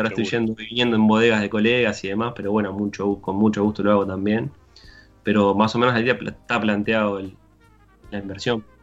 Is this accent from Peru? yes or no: no; Uruguay; Seguimos siendo uruguayos